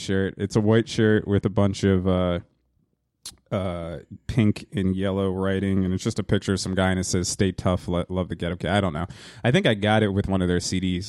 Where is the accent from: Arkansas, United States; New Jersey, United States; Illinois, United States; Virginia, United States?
New Jersey, United States; Hazlet; also born or lived in Wildwood, New Jersey / Yonkers / Staten Island; Finally came to Hazlitt, New Jersey, um, uh, in, uh, nineteen eighty-three when I was three years old